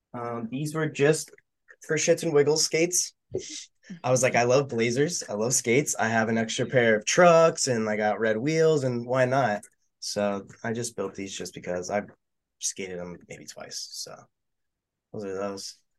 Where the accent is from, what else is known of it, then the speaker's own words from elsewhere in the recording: West Palm Beach, Florida, United States; I'm from West Palm Beach, Florida.